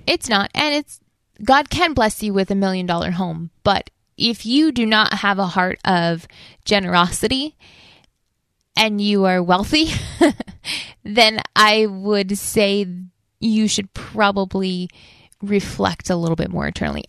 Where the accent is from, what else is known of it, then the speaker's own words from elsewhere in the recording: United States; our values as an American with our values as a Christian